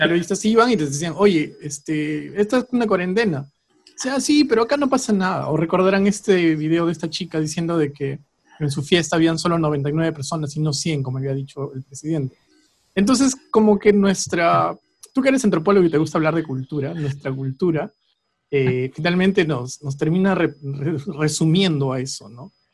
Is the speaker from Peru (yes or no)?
yes; Peru